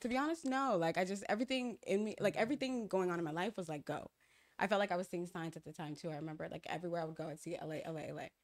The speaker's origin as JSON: {"language": "English", "country": "Ghana", "moved": "yes", "said": "I'm from Ghana, so my mom left to Ghana"}